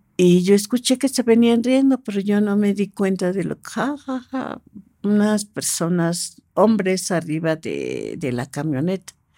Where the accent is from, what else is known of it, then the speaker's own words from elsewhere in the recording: Mexico City, Mexico; yo nací aquí en, Ciudad de México